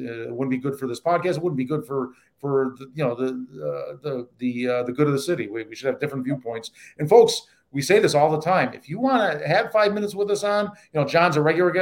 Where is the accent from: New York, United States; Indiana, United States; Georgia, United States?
New York, United States; Buffalo; now in Saratoga Springs, United States; I'm from Buffalo, suburban Buffalo